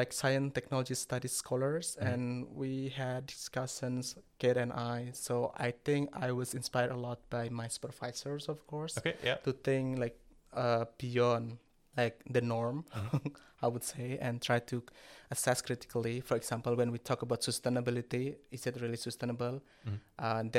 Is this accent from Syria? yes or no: no; Java, Indonesia; first language Javanese; English is a second language; That's my national language. My native language is Javanese language.